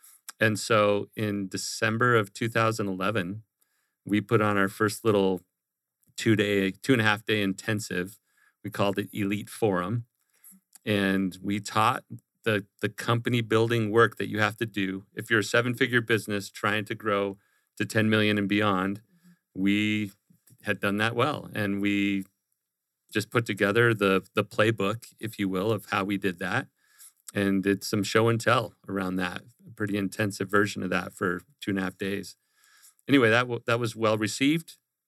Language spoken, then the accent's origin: English; Glendale, Arizona, United States; now in Gilbert, United States; So I grew up here in the Valley in Glendale on the west side. I live in Gilbert now on the east side.